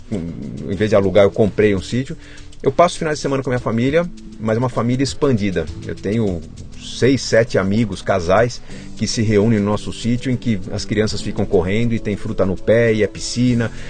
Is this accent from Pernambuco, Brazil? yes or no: no; São Paulo, Brazil; also born or lived in Caxias do Sul, Rio Grande do Sul; Meu pai trabalhou um tempo lá e foi onde eu nasci. Sempre cresci em São Paulo